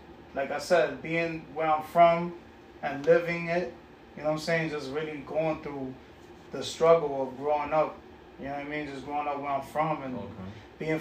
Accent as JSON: {"language": "English", "town": "New York City", "region": "New York", "country": "United States", "tie": "born or raised there", "also_born_or_lived": "Bronx", "said": "I was raised in Corona, Queens."}